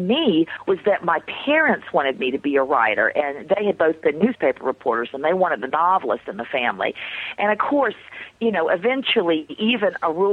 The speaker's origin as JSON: {"language": "English", "town": "Raleigh", "region": "North Carolina", "country": "United States", "tie": "born or raised there", "also_born_or_lived": "Hawaii / Greensboro, North Carolina", "said": "I was born in Hawaii, and we lived there for about 3 years and then moved to the Greensboro area. And I've spent my whole life growing up in either Greensboro or Raleigh, and primarily Raleigh, North Carolina"}